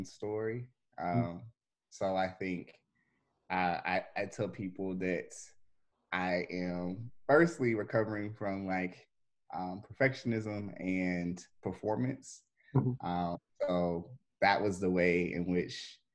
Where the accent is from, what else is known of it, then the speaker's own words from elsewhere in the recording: Nashville, Tennessee, United States; moved away as an adult; now in Memphis, United States; I'm really from Nashville